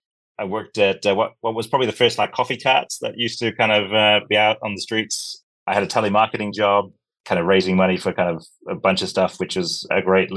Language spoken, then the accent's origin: English; Sri Lanka; also born or lived in Africa / New Zealand; now in Scotland, United Kingdom; I grew up in Africa. I'm Sri Lankan originally. Dad's last posting was in New Zealand